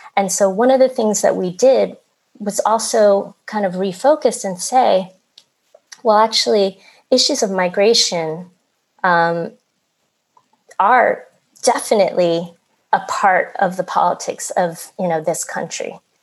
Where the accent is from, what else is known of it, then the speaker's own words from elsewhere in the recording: Philadelphia, Pennsylvania, United States; also born or lived in Vietnam; I grew up in Philadelphia